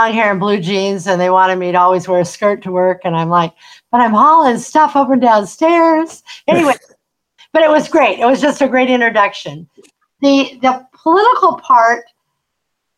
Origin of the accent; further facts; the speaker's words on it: Seattle, Washington, United States; also born or lived in Illinois / Anacortes, Washington; I was born in Illinois, and my folks decided that when I was a baby that they weren't going to raise their children in the Midwest. They were going west. So we landed in Seattle, and I grew up in the Seattle area